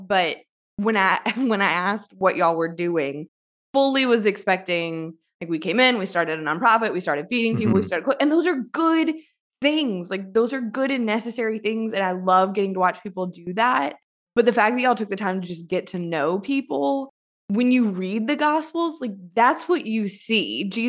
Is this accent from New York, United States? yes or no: no; Baton Rouge, Louisiana, United States; I'm from the Baton Rouge area.